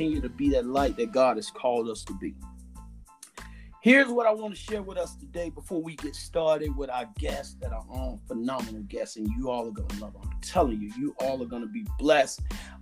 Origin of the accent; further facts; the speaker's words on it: the South, United States; I'm from the South, down in the country, we say another further